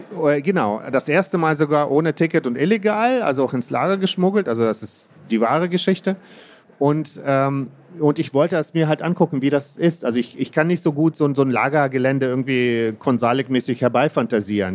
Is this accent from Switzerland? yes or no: no; Kazakhstan; moved away; ich bin in Kasachstan ähm, geboren